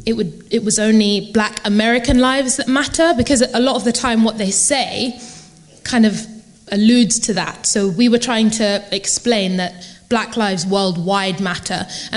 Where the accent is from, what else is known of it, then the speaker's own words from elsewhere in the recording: London, United Kingdom; we're from England, we're from London.